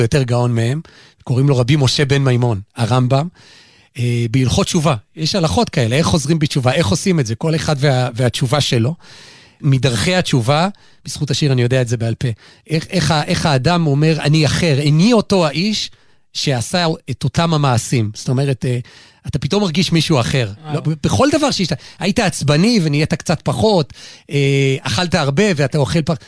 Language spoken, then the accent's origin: Hebrew; Gimzo, Central District, Israel; אני לא, לא גדלתי במלאך, אבל גדלתי במושב גמזו